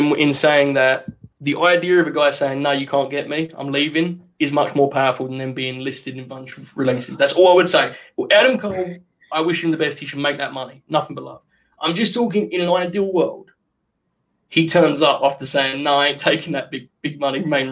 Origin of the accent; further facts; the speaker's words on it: United Kingdom; I am a British person